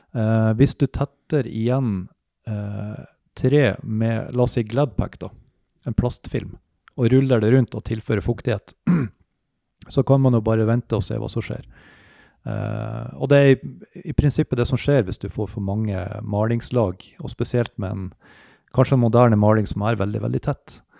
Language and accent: Norwegian; Mosjøen, Nordland, Norway; moved away; jeg er opprinnelig fra Mosjøen. Eh, flyttet ned hit